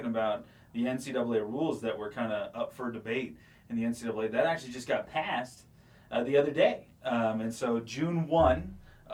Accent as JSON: {"language": "English", "region": "Oregon", "country": "United States", "said": "I'm from Oregon myself"}